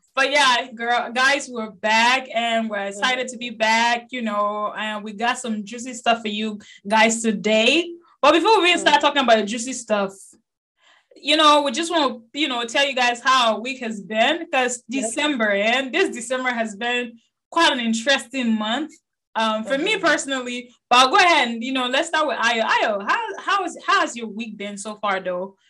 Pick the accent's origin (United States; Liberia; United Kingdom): Liberia; accent: Liberian; moved away